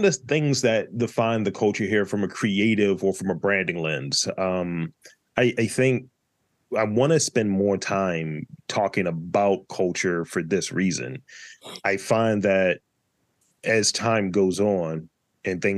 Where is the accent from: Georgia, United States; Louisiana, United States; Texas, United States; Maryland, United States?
Maryland, United States; Baltimore; I'm from Baltimore, B.